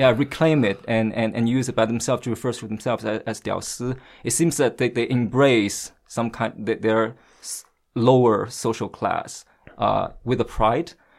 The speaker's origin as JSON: {"language": "English", "region": "Shanghai", "country": "China", "tie": "born or raised there", "also_born_or_lived": "Washington, D.C.", "second_language": "English", "moved": "as an adult", "lives_now": "Beijing, China", "said": "I happen to be born and raised in Shanghai"}